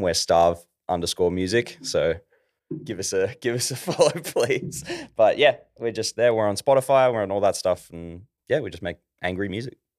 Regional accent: Ballarat, Victoria, Australia; also born or lived in Melbourne; I'm from Ballarat

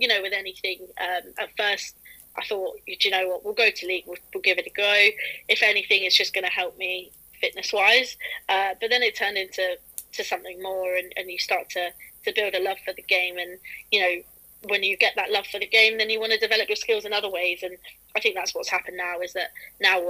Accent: Peterborough, East of England, United Kingdom; also born or lived in Hertfordshire; now in Hitchin, United Kingdom; I went to school in Peterborough

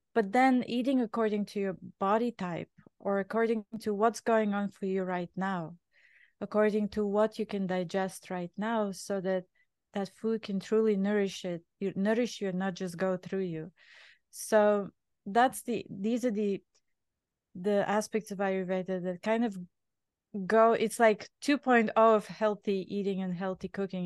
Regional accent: Bulgaria; English is a second language; moved away as an adult; now in New York, United States; I was born in Bulgaria, uh, back in communist time.

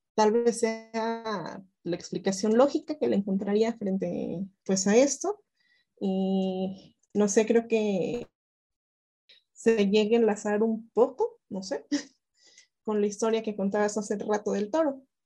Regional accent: Toluca, State of Mexico, Mexico; yo vengo, yo vengo de Toluca

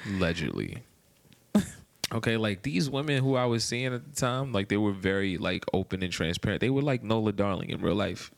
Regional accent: Maryland, United States; moved away as an adult; also born or lived in Washington, D.C.; now in Atlanta, United States; I'm from Maryland

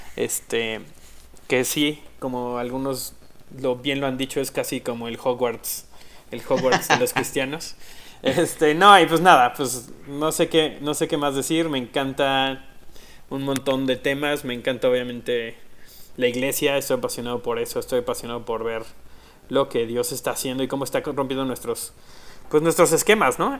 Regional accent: Tecomán, Colima, Mexico; now in Mexico City, Mexico; soy mexicano. Este, nací en el gran estado de Colima. Este, en un lugar que se llama Tecomán

